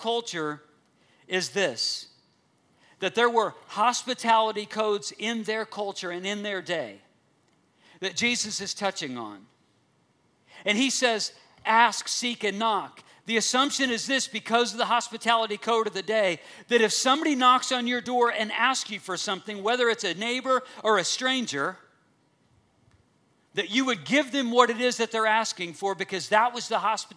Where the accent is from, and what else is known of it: United States